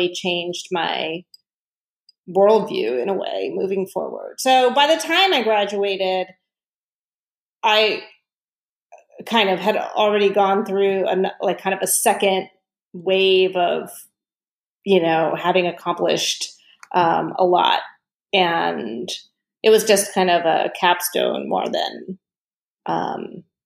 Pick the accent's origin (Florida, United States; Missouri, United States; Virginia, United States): Virginia, United States; Southern; I grew up in Southern Virginia where I was actually the only Indian in my high school